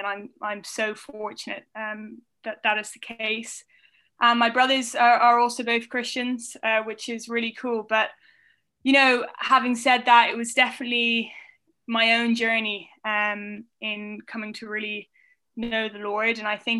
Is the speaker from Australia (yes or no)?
no; Ireland; also born or lived in Basingstoke, England / Indiana, United States / Vienna, Austria; I was born in England. I was born in Basingstoke Hospital, and then we moved to Indiana in the States for 3 years. Then we moved to Vienna in Austria, and then we came back to Ireland when I was about 9.